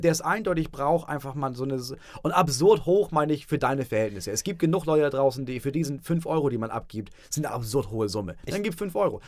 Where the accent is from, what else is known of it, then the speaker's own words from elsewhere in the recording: Itzehoe, Schleswig-Holstein, Germany; moved away; also born or lived in Hamburg; ich komme aus Itzehoe.